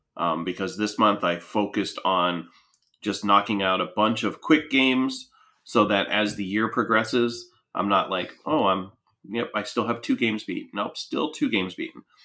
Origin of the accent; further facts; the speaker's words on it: Punxsutawney, Pennsylvania, United States; I grew up in Punxsutawney